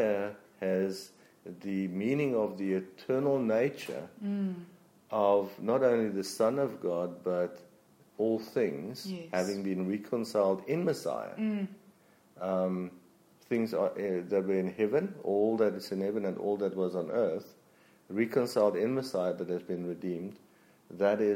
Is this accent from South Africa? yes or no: yes; Free State, South Africa; I come from the Free State. Nah. Flat